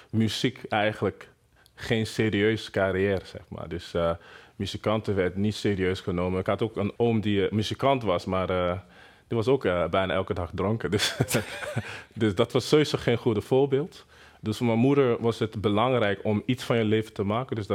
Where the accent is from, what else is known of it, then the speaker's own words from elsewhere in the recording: Benin City, Edo, Nigeria; Dutch is a second language; moved away as an adult; also born or lived in Lagos, Nigeria; now in Netherlands; in Benin City. dat is een, een stad in Nigeria. En daar uh, behoren Edo-stam. Dus ik kom uit Edo-stam, Edo-mensen. Dus we hebben echt een koninkrijk. Dus zo wordt het nog steeds genoemd. Ik ben een Edo-stam, uh, geboren